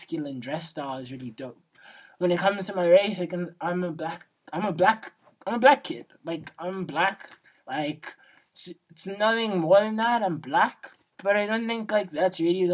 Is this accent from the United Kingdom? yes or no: no; South Africa; as a South African, I'm Xhosa, and being from South Africa